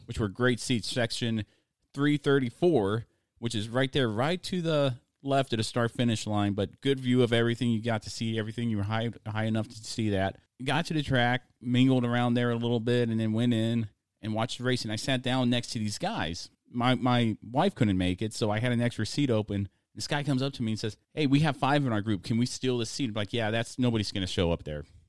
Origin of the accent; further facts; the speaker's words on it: United States; accent: American; my American accent